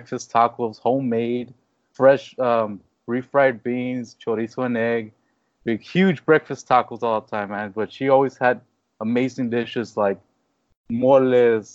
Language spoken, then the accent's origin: English; Mission, Texas, United States; also born or lived in McAllen, Texas; I was born, but I've been raised here all my life in Mission, Texas